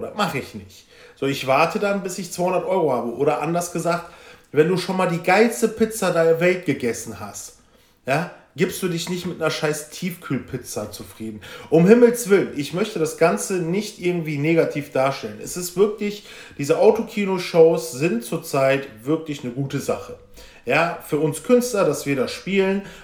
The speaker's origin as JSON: {"language": "German", "town": "Velbert", "region": "North Rhine-Westphalia", "country": "Germany", "said": "ich komme ja aus Felbert für die, die es nicht wissen, das ist Kreis Mettmann im Bergischen Land"}